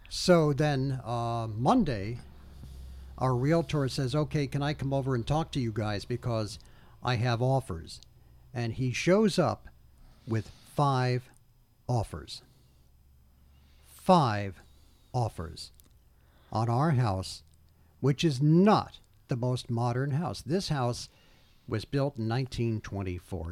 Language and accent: English; Old Bridge, New Jersey, United States; also born or lived in Newark, New Jersey; my hometown, not only in, in Oldbridge, where, where I grew up, but in the housing development that I was raised